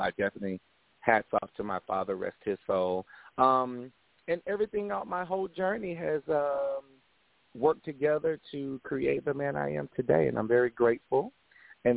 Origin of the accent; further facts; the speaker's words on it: Winston-Salem, North Carolina, United States; moved away as an adult; also born or lived in Oceanside, California; now in Atlanta, United States; I am originally from Oceanside, California, and we migrated over to Winston-Salem, North Carolina